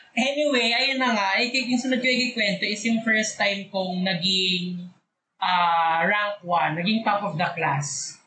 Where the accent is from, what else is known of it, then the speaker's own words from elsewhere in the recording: Bicol Region, Philippines; moved away; kapag umuwi ako nung bakasyon, kahit nung college, kapag umuwi ako sa Bicol